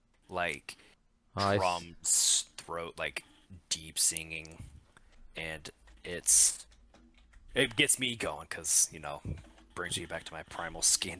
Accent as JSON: {"language": "English", "country": "United States", "said": "We're American."}